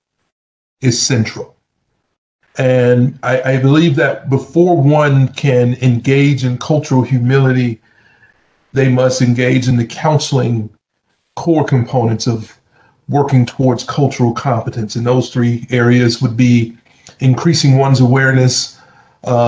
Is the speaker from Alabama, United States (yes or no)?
yes; Southern Alabama, United States; moved away; also born or lived in Atlanta, Georgia; I'm from Southern Alabama